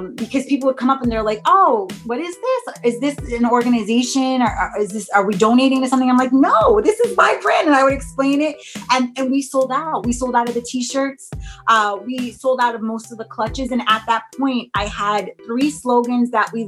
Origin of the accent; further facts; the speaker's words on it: New York, United States; my hometown